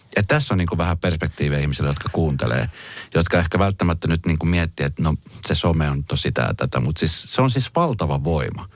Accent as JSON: {"language": "Finnish", "country": "Colombia", "moved": "yes", "lives_now": "Finland", "said": "Mä oon siis itse Kolumbiasta kotoisin"}